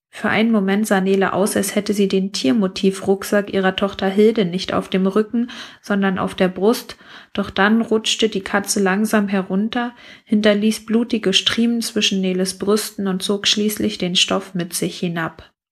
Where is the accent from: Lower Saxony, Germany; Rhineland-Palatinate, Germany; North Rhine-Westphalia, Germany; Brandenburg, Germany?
Brandenburg, Germany; weil ich mit ihm ein bisschen Dorfgefühl aus meiner Heimat Brandenburg verbinde